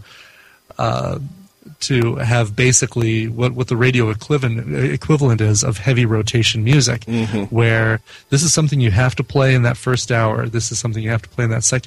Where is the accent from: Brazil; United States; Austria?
United States; Arvada, Colorado; also born or lived in Denver, Colorado; Grew up actually here in Colorado